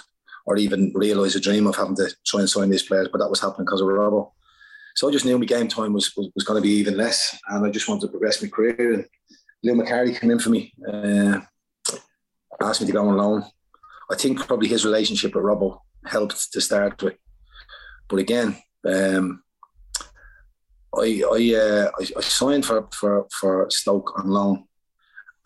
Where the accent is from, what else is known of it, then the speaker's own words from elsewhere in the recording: Ireland; moved away; I'm Irish